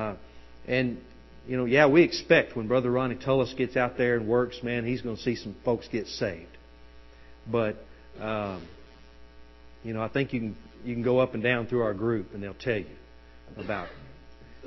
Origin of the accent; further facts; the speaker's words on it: United States; As the American people